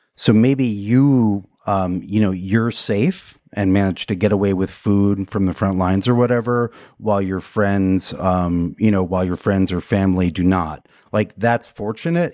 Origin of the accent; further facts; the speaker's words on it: United States; being an American right now